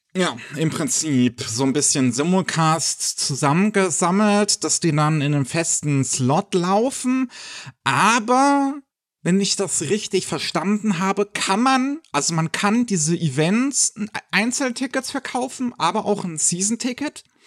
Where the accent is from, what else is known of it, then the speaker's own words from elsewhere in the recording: Germany; bei uns in Deutschland